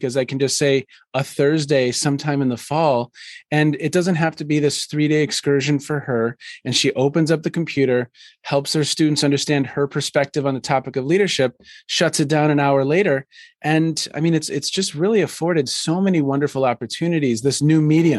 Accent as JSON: {"language": "English", "area": "a suburb of Minneapolis", "region": "Minnesota", "country": "United States", "tie": "born or raised there", "moved": "yes", "said": "I grew up in a suburb of Minneapolis."}